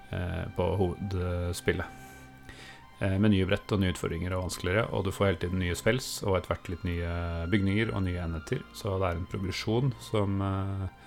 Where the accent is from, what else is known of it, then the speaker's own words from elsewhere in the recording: Østfold, Norway; vi har bodd eh, store deler av barndommen i Østfold